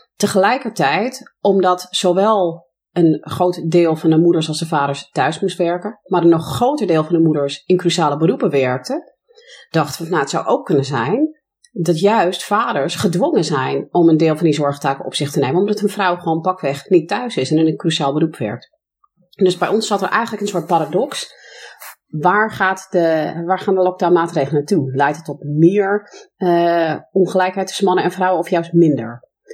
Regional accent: United States; Dutch is a second language; now in Netherlands; ik ben zelf Amerikaanse van oorsprong, dus geboren en getogen in de VS.

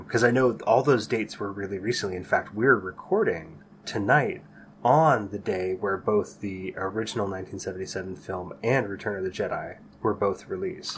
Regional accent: San Jose, California, United States; growing up in the Bay Area in the 80s and 90s

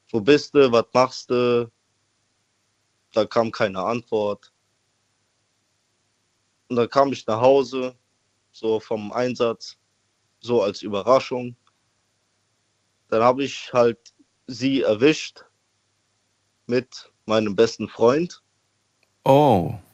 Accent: Koblenz, Rhineland-Palatinate, Germany; …, wo kommst du her? Äh, aus äh, Koblenz.

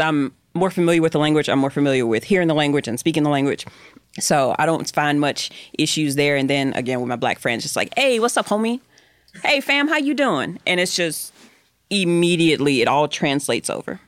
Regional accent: the South, United States; I'm from the South

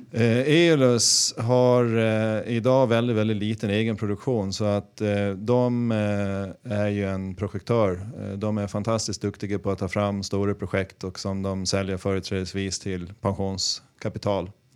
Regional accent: Gotland, Sweden; Jag kommer från Gotland

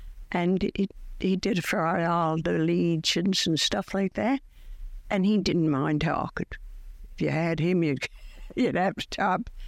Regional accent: St. John's, Newfoundland and Labrador, Canada; Now I'm from Waterford Heights. We've lived there for 59 years. I lived down by St. Joseph's Church in the East End first when we got married

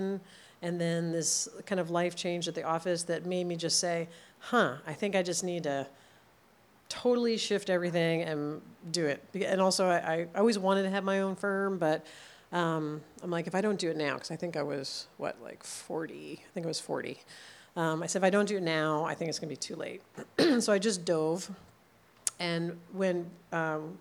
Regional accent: New Jersey, United States; now in Los Angeles, United States; I grew up in New Jersey

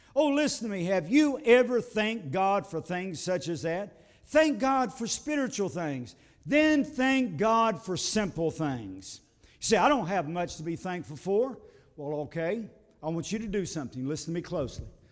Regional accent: United States; I live in America and I am an American

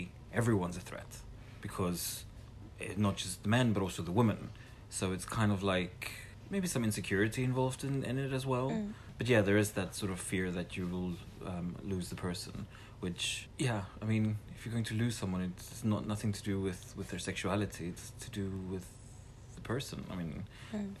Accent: South Africa; now in Netherlands; I'm South African, now living in the Netherlands.

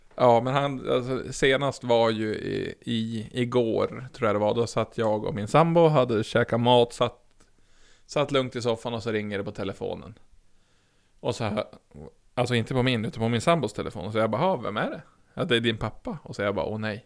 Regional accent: Norrland, Sweden; som norrlänning

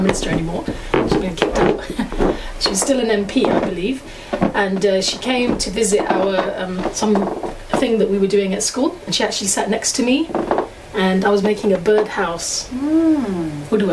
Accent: London, United Kingdom; also born or lived in Finchley, London; I grew up in Hackney before Finchley

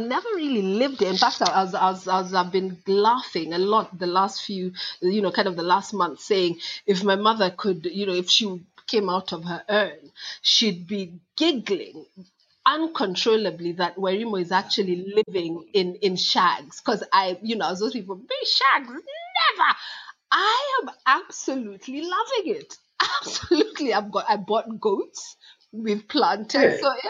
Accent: Kenya; also born or lived in England, United Kingdom; now in United Kingdom; So I'm … from Kenya. Well, actually, Kenya via England, or is it England via Kenya?

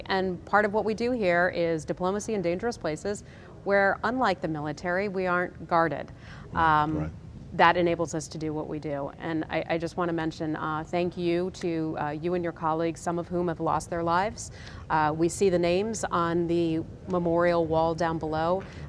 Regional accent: Wisconsin, United States; I'm from Wisconsin.

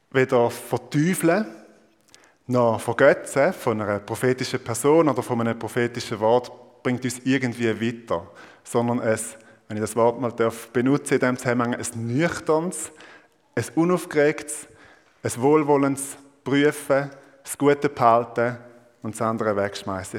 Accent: Thurgau, Switzerland; Ich bin Ostschweizer. Ich bin Thurgauer. Und äh, ihr wisst vielleicht, der, der Kanton Thurgau nennt man auch Mostindien. Also, und ich bin nicht nur einfach dort geboren und aufgewachsen

